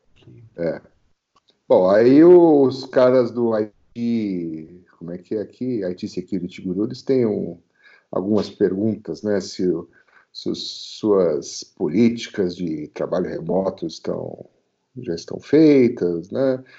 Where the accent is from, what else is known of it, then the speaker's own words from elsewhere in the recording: Brazil; eu sou brasileiro, cara. Aqui é, aqui é clima tropical